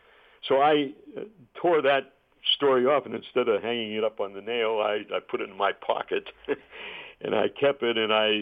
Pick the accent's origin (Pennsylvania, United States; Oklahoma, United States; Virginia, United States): Pennsylvania, United States; Pittsburgh; my hometown station at KDKA in Pittsburgh